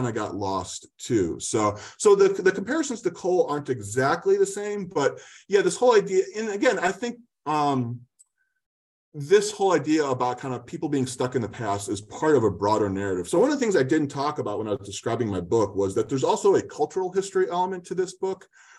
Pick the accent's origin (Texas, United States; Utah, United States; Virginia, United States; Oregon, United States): Oregon, United States; Eugene; I usually save the fact that I'm from Eugene for a while until I get to know them.